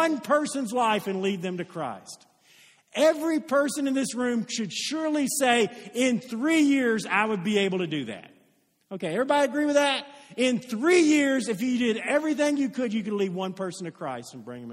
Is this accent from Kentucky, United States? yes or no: yes; Oldham County, Kentucky, United States; I live in Odom County. I was raised in Odom County